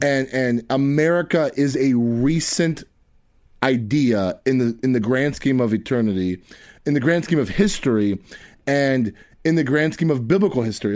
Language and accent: English; Tampa, Florida, United States; I'm from West Tampa